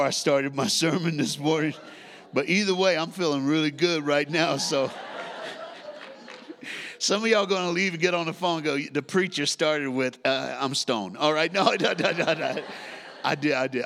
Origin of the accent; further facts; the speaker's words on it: Tennessee, United States; accent: Southern; moved away; I was born in a state called Tennessee. I grew up there, raised there, went to church there.